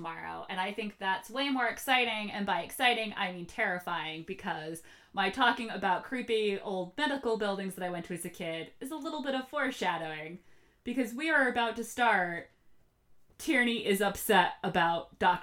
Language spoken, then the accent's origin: English; Norwalk, United States; now in Boston, United States; I loved my hometown, Norwalk